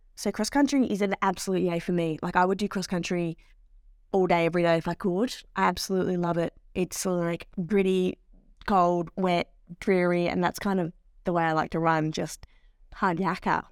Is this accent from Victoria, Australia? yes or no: yes; Melbourne, Victoria, Australia; As someone that very much grew up in Melbourne, um, inner city Melbourne